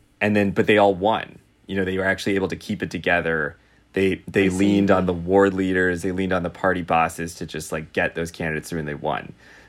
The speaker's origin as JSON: {"language": "English", "town": "Los Angeles", "region": "California", "country": "United States", "moved": "yes", "said": "I'm actually from Los Angeles."}